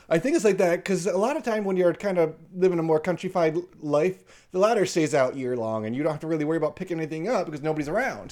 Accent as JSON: {"language": "English", "country": "United States", "said": "I'm from America"}